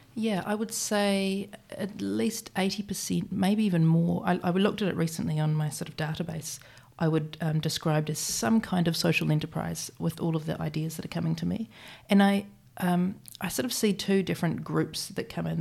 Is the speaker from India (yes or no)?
no; Christchurch, Canterbury, New Zealand; moved away as an adult; also born or lived in London; I was born here in Christchurch.